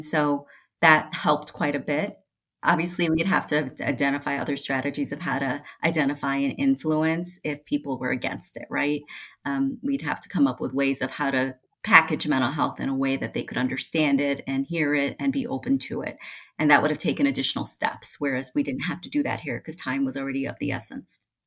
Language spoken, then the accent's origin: English; Chicago, Illinois, United States; now in Colorado, United States; I had grown up in Chicago